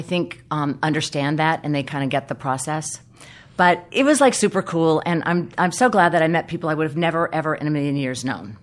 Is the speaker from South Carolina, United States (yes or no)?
yes; South Carolina, United States; when I was a young girl uh, in the South, I grew up in South Carolina